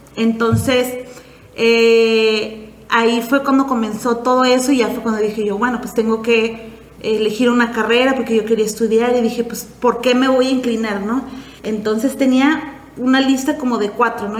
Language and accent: Spanish; Valle de Guadalupe, Baja California, Mexico; also born or lived in Puerto Vallarta; vengo de Valle Guadalupe